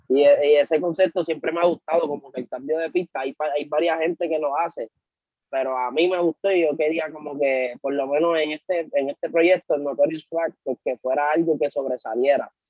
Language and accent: Spanish; Carolina, Puerto Rico; also born or lived in Santurce, San Juan, Puerto Rico; yo nací, nosotros nacimos en Villa Palmera, Santurce, y nos criamos en Carolina, en el sector Country Club